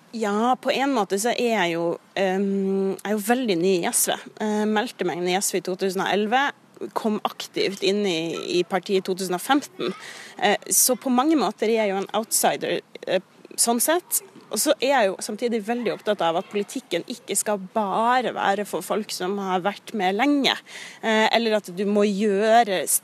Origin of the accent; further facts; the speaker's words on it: Kirkenes, Troms og Finnmark, Norway; moved away; når jeg bodde hjemme i Kirkenes